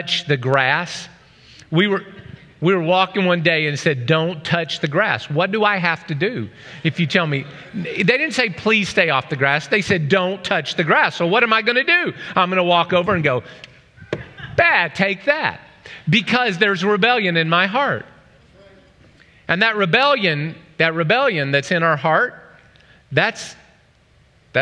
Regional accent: Oklahoma, United States; I'm from Oklahoma.

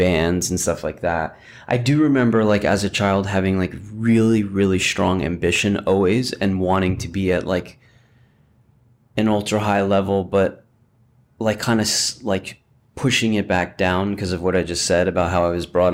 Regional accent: New Jersey, United States; moved away as an adult; also born or lived in New York; now in Los Angeles, United States; I was born in New York. I grew up in New Jersey.

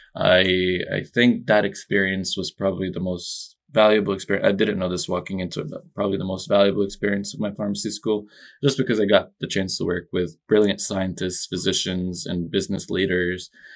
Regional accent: Egypt; moved away; also born or lived in New Jersey, United States; I was born and raised in Egypt

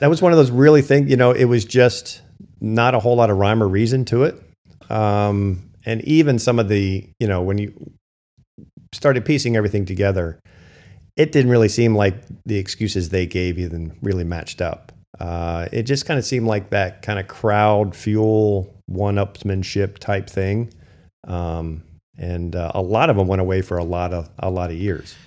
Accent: Hamburg, Pennsylvania, United States; I'm from Berks County

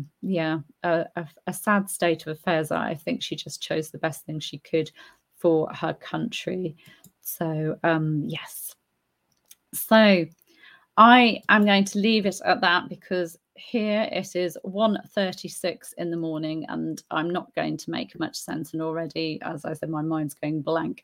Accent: United Kingdom; now in Spain; I'm British, but I live in Spain, so I've embraced Spain as my country too

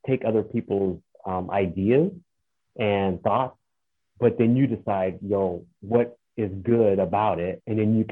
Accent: Phoenix, Arizona, United States; I'm from Arizona, Phoenix

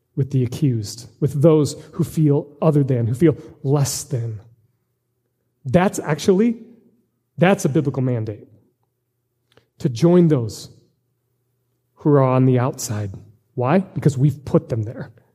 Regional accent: United States; as American Christians

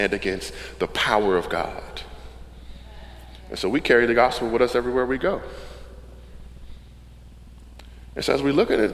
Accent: Camden, New Jersey, United States; moved away as an adult; now in Wilmington, United States; the neighborhood that I grew up in Camden was South Camden

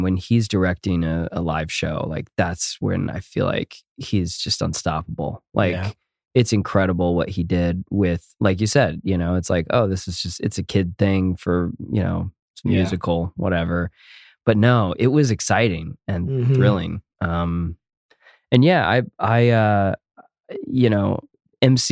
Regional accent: United States; I don't actually speak Spanish and I am American and I'm clearly white

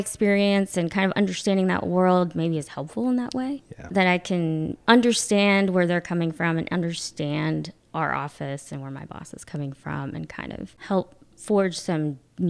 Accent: the South, United States; now in North Carolina, United States; I married my husband in DC, and then we both came to North Carolina because we're both from the South.

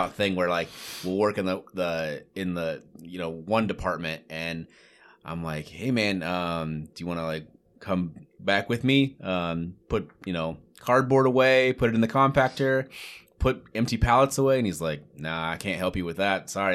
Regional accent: Greenfield, Iowa, United States; I grew up in Greenfield, Iowa

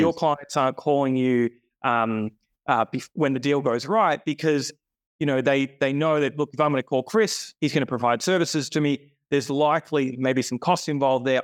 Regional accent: Sydney, New South Wales, Australia; Born and bred, Sydney boy

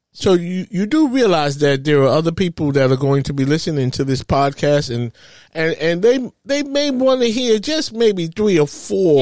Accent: New York City, New York, United States; moved away as an adult; now in New Jersey, United States; I grew up in Harlem

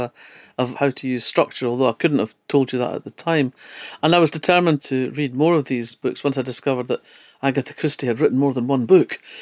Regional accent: Fife, Scotland, United Kingdom; now in Edinburgh, United Kingdom; I grew up in Fife

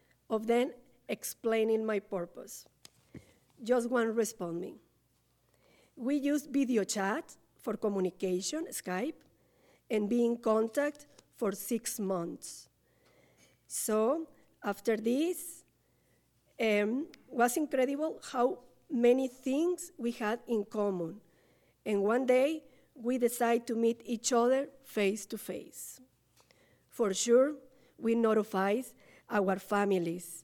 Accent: Monterrey, Nuevo León, Mexico; English is a second language; moved away as an adult; now in Lethbridge, Canada; I am from Monterrey, Nuevo León, Mexico

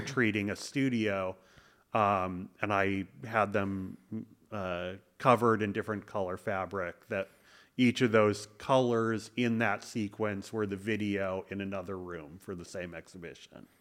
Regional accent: Madison, Wisconsin, United States; grew up in Madison, Wisconsin

